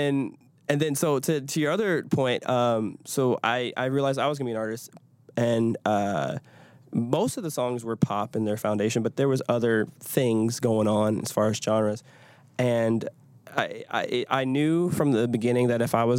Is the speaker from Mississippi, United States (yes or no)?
no; Detroit, Michigan, United States; now in Nashville, United States; I grew up in Detroit, so a lot of Motown